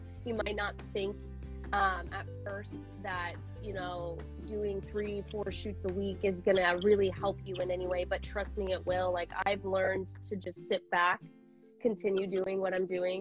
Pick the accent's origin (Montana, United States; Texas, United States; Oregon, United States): Oregon, United States; Portland; I'm actually from Portland